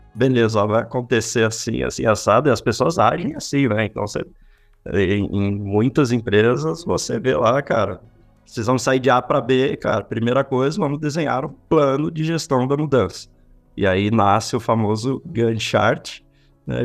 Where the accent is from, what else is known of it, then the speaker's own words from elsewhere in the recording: São Paulo, Brazil; also born or lived in Rio de Janeiro; fiquei 13 anos lá no Rio, sou daqui de São Paulo mesmo